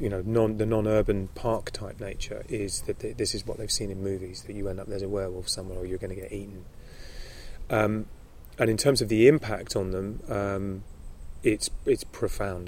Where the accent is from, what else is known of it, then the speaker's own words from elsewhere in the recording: London, United Kingdom; also born or lived in Summerhill school, countryside; I grew up in London, but I also went to schools in the country